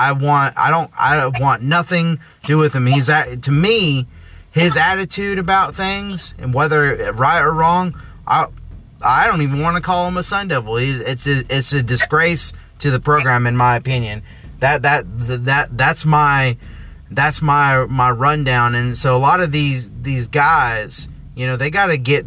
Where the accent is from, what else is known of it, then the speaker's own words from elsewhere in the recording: Arizona, United States; I'm from Arizona